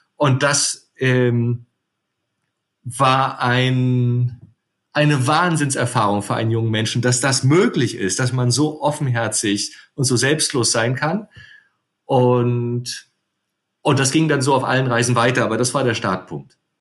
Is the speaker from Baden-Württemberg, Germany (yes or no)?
no; Rostock, Mecklenburg-Vorpommern, Germany; also born or lived in Potsdam / Edinburgh / Canary Islands; ich bin Rostocker